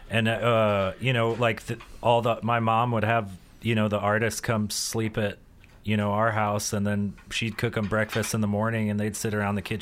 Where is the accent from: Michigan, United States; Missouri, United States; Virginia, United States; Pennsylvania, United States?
Missouri, United States; Newburg; I'm from just outside of Rolla, Missouri.